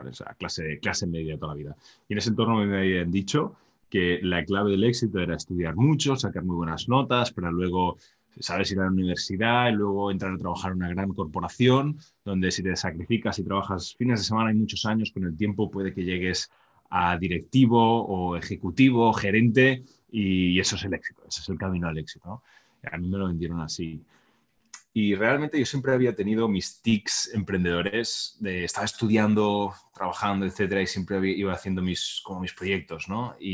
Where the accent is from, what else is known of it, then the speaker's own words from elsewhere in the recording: Barcelona, Catalonia, Spain; moved away as an adult; now in United States; yo nací en España, en Barcelona, ahora vivo en Estados Unidos, y yo nací en un entorno bastante pues normal, eh, middle class que se llama, clase media